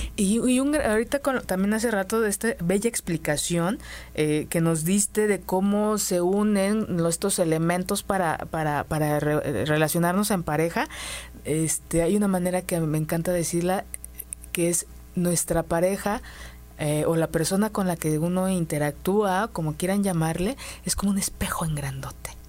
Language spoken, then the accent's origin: Spanish; Mexico; nos lo enseñaron como mujeres mexicanas